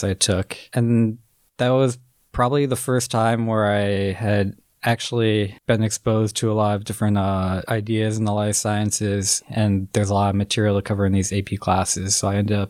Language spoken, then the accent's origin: English; Minneapolis, Minnesota, United States; So I'm originally from Minneapolis, Minnesota. I grew up there